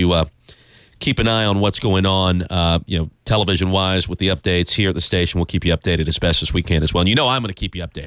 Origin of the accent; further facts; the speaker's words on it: Columbia, South Carolina, United States; moved away; I grew up in Columbia, so we didn't get a ton of snow down there